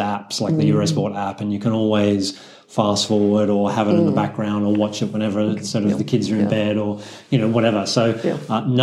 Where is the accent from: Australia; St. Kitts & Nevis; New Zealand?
Australia; as an Aussie